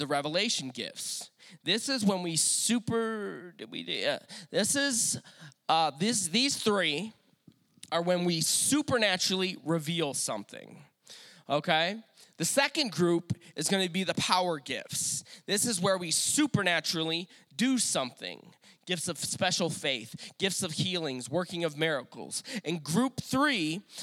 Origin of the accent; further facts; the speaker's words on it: Detroit, Michigan, United States; moved away; I am from Detroit originally.